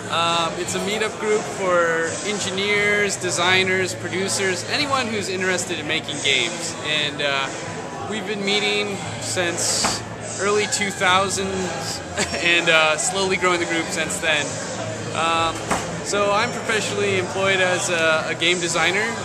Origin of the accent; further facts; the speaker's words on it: Colorado, United States; moved away; also born or lived in San Francisco; my hometown in Colorado